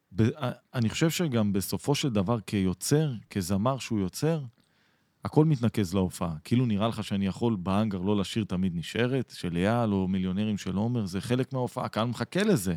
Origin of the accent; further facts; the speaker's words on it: Atlit, Haifa District, Israel; גדלתי באתלית, שזה קרוב לחיפה